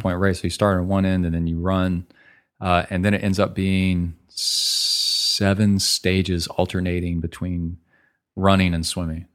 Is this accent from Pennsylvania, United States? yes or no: no; College Station, Texas, United States; my hometown